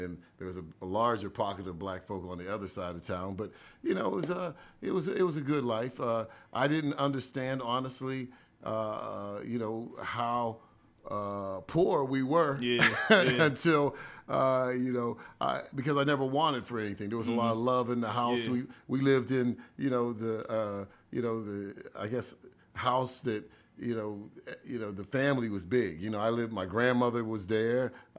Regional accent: East Liverpool, Ohio, United States; Small town, very humble beginnings. You know, I lived basically with a lot of my family

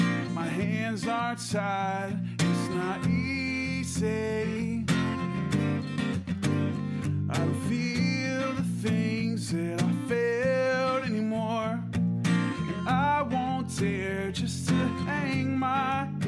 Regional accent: Huntington, West Virginia, United States; from Huntington, West Virginia

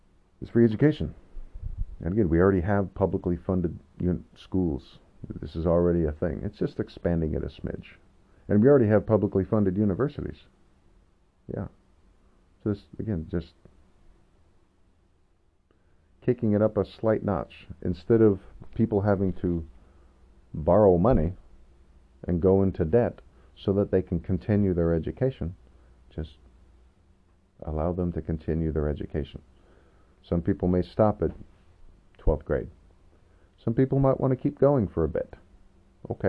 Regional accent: Skagit Valley, Washington, United States; I went to a community college in my hometown, Sketch Valley College.

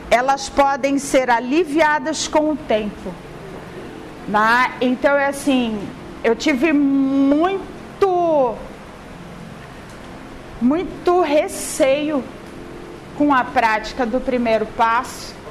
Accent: Florianópolis, Santa Catarina, Brazil; Gente, eu não sou carioca, sou manezinha, sou lá de Florianópolis, tá? É, o meu arrastar de voz, assim, já para explicar, né?

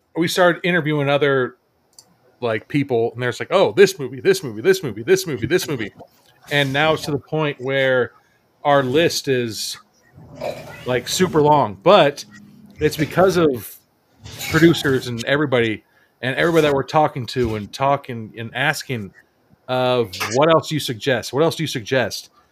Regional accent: San Diego, California, United States; we born and raised in San Diego

